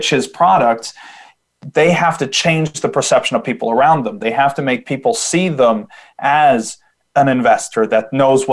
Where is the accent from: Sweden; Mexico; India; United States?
Sweden; I'm from Sweden